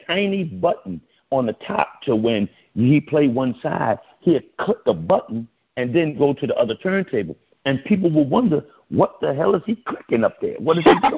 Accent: New York City, New York, United States; born or raised there

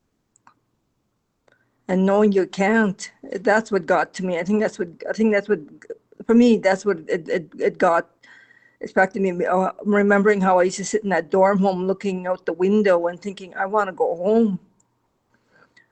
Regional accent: Kenora, Ontario, Canada; I'm originally from Kenora, Ontario

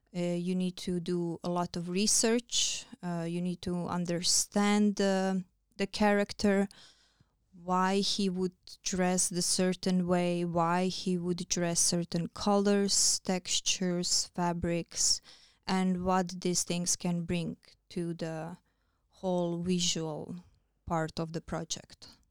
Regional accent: Croatia; English is a second language; moved away as an adult; now in Iceland; I am still close to my hometown, to my country

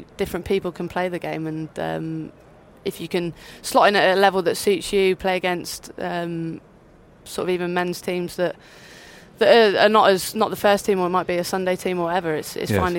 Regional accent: Devon, South West England, United Kingdom; I was from a smaller county when I grew up in Devon

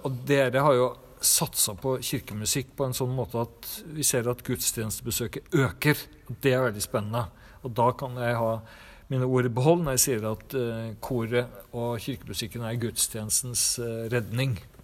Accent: Trondheim, Trøndelag, Norway; moved away; also born or lived in Siljan, Telemark; jeg vokste opp i Trondheim

